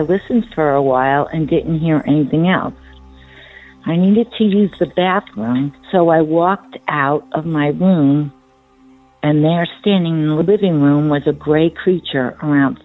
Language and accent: English; central New Jersey, United States; I am from New Jersey, central New Jersey to be exact. This happened around 1963. I was around 6 years old. My family and I lived in a two-family house.